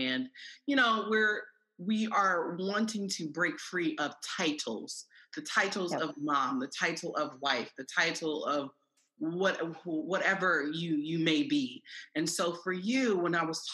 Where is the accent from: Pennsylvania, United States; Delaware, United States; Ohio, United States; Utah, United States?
Ohio, United States; Columbus; I'm from Columbus, Ohio.